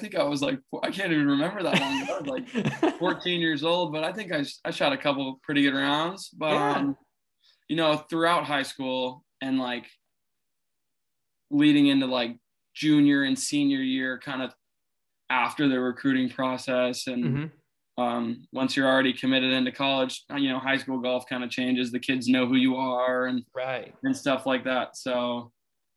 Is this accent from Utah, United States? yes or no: no; Oxnard, California, United States; I'm from Oxnard, California